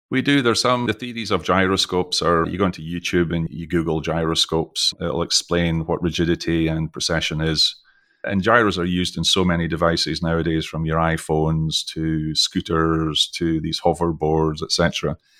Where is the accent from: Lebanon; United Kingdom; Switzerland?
United Kingdom; Scottish accent, Scotland; accent: Scottish; also born or lived in Texas; now in Houston, United States; I was born in the U K, I've, most of you can probably tell from my Scottish accent, even though I've lived most of my life internationally